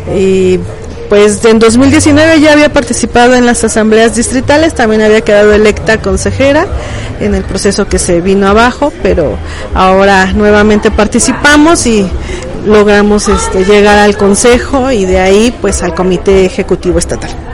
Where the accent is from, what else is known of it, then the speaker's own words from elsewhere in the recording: State of Mexico, Mexico; moved away as an adult; now in Querétaro, Mexico; soy originaria de Ciudad de México, nacida allá, radicada la mayor parte del tiempo en el Estado de México y bueno, hace como 12 años que estoy aquí en Querétaro.